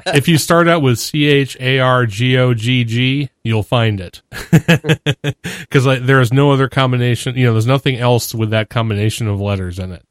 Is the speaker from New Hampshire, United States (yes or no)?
yes; New Hampshire, United States; I'm from New Hampshire